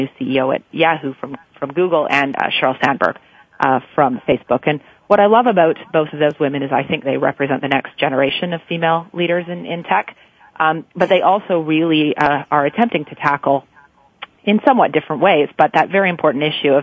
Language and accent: English; Canada; I'm Canadian